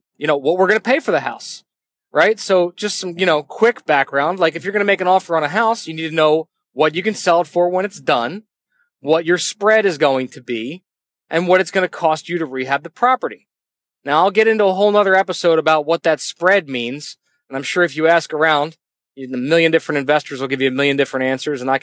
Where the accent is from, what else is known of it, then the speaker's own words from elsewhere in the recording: Northeast, United States; I'm from the Northeast